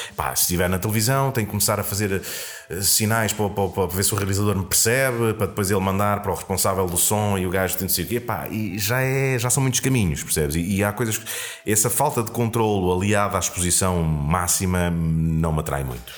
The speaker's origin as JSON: {"language": "Portuguese", "town": "Castelo Branco", "region": "Centro", "country": "Portugal", "said": "eu sou de Castelo Branco"}